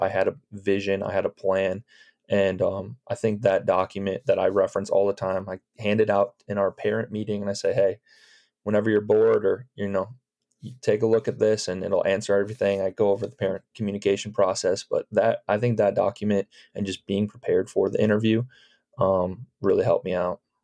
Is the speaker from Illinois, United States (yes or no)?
yes; Chicago suburbs, Illinois, United States; moved away; I'm from the Chicago suburbs